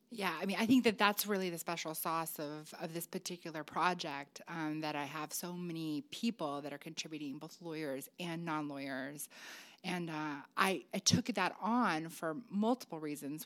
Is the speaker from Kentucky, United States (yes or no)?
no; Illinois, United States; moved away; my home state of Illinois